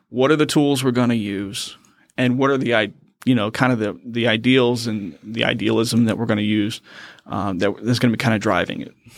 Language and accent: English; Richmond, Virginia, United States; moved away as an adult; also born or lived in Quincy, Massachusetts / Fort Leavenworth, Kansas; now in North Carolina, United States; I'm actually originally from Quincy, Massachusetts, moved down and kind of raised in Richmond, Virginia area